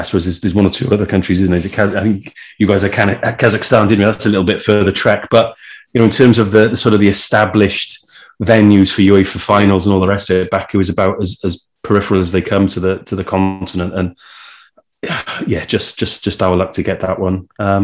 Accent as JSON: {"language": "English", "region": "Wales", "country": "United Kingdom"}